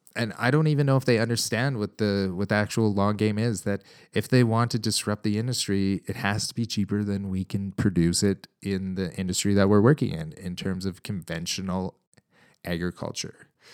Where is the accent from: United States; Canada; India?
Canada; as a Canadian, um, cattle producer